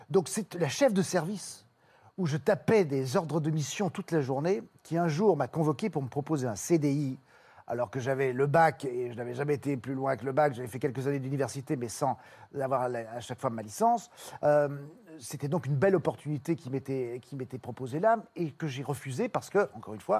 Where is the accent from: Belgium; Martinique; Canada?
Belgium; Brussels, Brussels-Capital Region; moved away as an adult; now in Paris, France; Et puis ensuite, arrivé ici, j'étais, je suis venu à Paris, moi, de Bruxelles, pour être sur les planches.